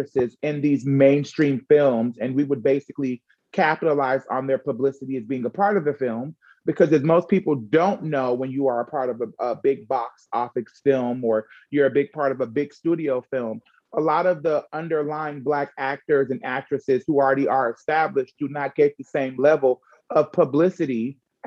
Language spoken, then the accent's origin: English; Jamaica; I'm also Jamaican